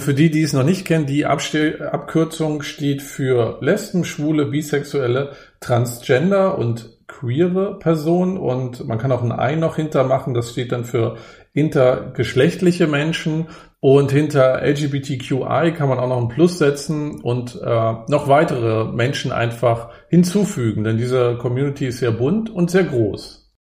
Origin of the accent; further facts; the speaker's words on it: Germany; ich wurde ja in der DDR geboren